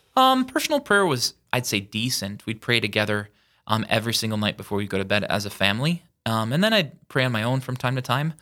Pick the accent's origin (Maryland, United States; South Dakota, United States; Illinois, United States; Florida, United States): South Dakota, United States; Yankton; now in Sioux Falls, United States; born and raised in Yankton, South Dakota